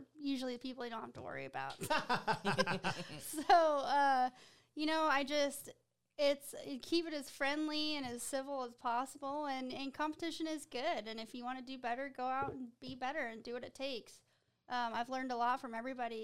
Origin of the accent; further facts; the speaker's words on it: Colorado Springs, Colorado, United States; I grew up right outside of Fort Carson